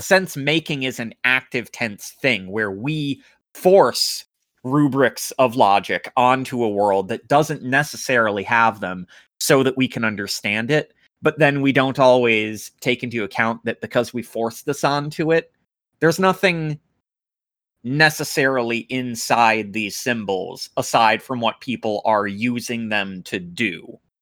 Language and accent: English; United States; I'm an American